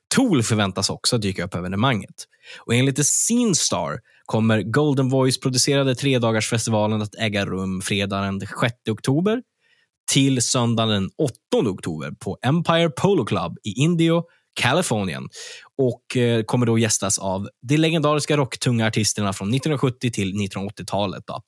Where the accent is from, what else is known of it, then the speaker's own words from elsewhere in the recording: Örnsköldsvik, Västernorrland County, Sweden; med rötter i Örnsköldsvik, där jag kommer ifrån